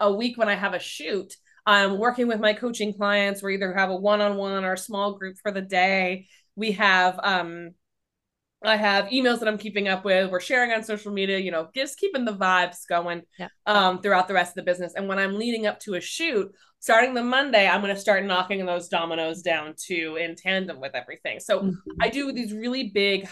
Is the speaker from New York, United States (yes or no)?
yes; New York City, New York, United States; I'm a New Yorker.